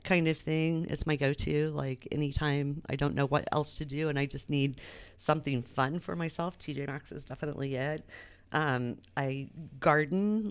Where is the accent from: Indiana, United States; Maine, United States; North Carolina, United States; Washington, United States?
Indiana, United States; Anderson; moved away as an adult; now in Muncie, United States; I came from Anderson